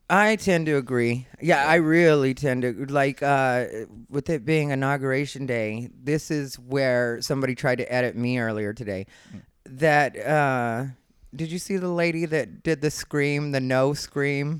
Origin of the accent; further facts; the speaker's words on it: Arizona, United States; I was raised in Arizona